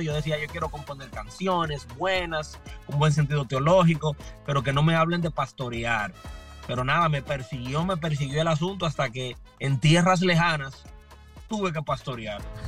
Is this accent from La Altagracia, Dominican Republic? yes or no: yes; Higüey, La Altagracia, Dominican Republic; moved away as an adult; also born or lived in Santo Domingo, Dominican Republic; now in Lynn, United States; yo nací en la República Dominicana, específicamente en una ciudad al este de República Dominicana que se llama Higüey, Punta Cana